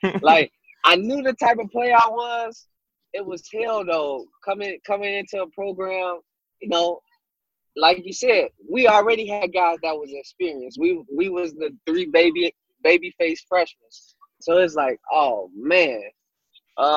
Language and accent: English; Chicago, Illinois, United States; I'm from Chicago